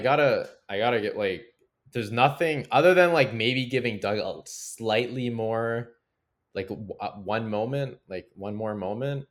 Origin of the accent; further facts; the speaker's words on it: Canada; I'm proud to be Canadian today